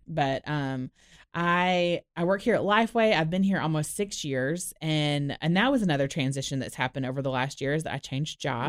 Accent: Orlando, Florida, United States; moved away as an adult; also born or lived in Dallas, Texas; now in Nashville, United States; I grew up in Orlando.

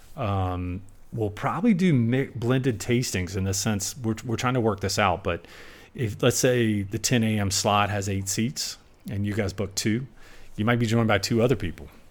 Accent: South Carolina, United States; now in Napa Valley, United States; growing up in Sum-, South Carolina

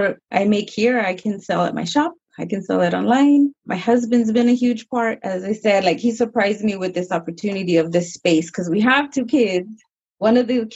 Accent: San Diego, California, United States; I was raised here, born and raised in San Diego

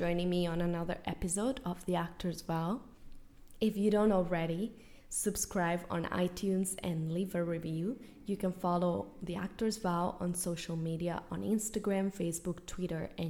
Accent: Spain; moved away as an adult; now in United States; I was born and raised in Spain.

